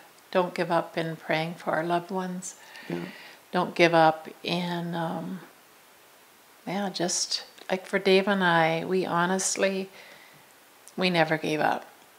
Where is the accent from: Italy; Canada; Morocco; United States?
Canada; Campbell River, British Columbia; because we're from Campbell River where there's two lanes.